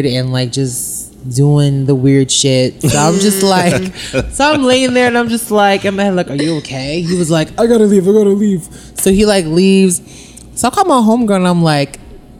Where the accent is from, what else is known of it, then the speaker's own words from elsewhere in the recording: New York, United States; I'm from New York